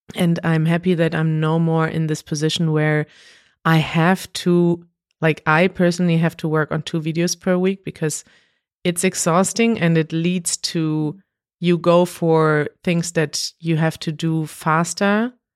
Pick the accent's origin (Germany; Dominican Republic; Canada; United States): Germany; Münster, North Rhine-Westphalia; we went to the streets in Münster, in my hometown